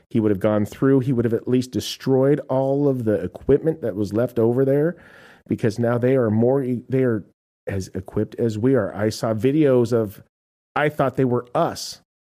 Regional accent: United States; I am an American

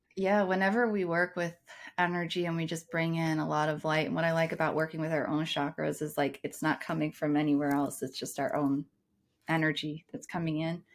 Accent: United States; as an American

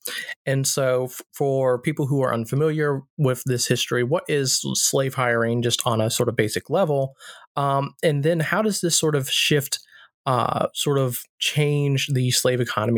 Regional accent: the South, United States; I know myself growing up in the South and everything like that.

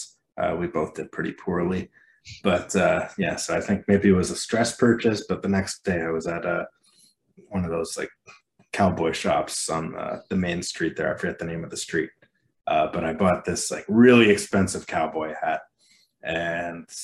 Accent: Canada; I'm Canadian

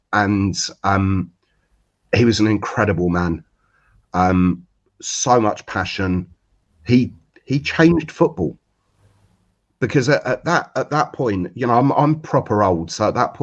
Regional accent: Watford, East of England, United Kingdom; I grew up in Watford

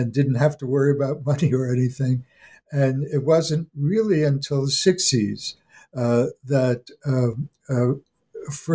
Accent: New York, United States; moved away as an adult; also born or lived in Munich, Germany / Milwaukee, Wisconsin / Gainesville, Florida / Minneapolis, Minnesota; as a New Yorker, had a lot of troubles living in the Midwest

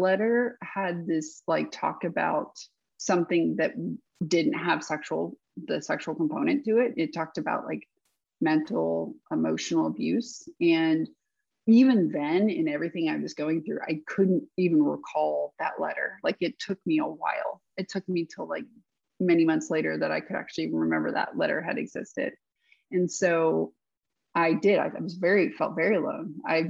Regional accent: the South, United States; But I had this, I think maybe growing up in the South, maybe the way my parents raised me

